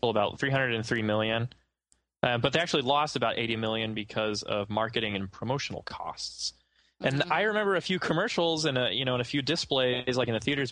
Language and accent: English; United States; we Americans